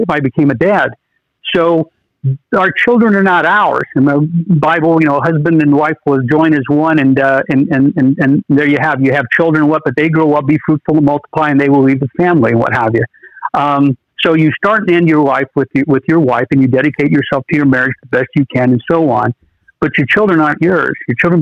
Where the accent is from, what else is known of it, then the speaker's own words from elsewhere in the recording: United States; born an American